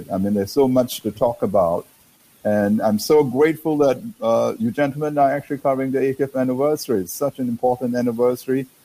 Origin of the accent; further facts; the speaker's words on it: Singapore; as a Singaporean